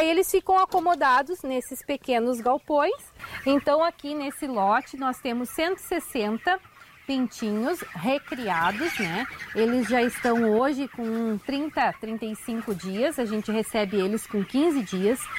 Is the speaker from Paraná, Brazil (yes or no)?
no; Tupã, São Paulo, Brazil; Eu sou natural de Tupã, sou da cidade e eu conheci o Lucas e foi conhecendo o Lucas que eu conheci a propriedade do interior.